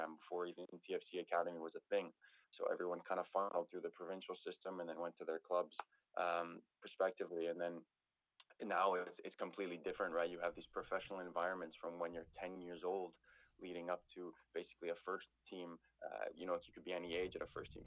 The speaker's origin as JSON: {"language": "English", "town": "Toronto", "region": "Ontario", "country": "Canada", "tie": "born or raised there", "also_born_or_lived": "Ottawa", "said": "I grew up downtown in Toronto"}